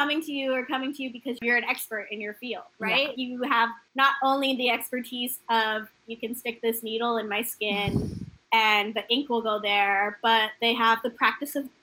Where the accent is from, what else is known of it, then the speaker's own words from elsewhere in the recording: Bermuda; moved away; also born or lived in Canada; We had property growing up in Bermuda